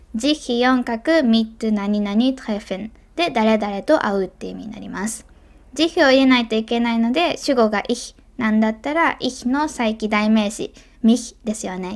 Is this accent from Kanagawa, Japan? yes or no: no; Kobe, Hyogo, Japan; 神戸でね生まれ育った私